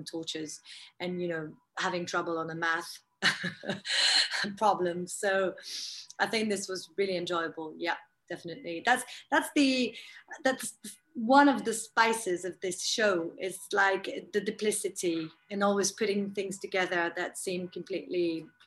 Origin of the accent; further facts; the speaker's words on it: France; That's very French